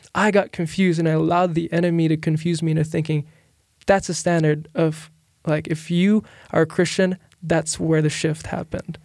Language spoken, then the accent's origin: English; Philippines; moved away as an adult; now in United States; I'm from the Philippines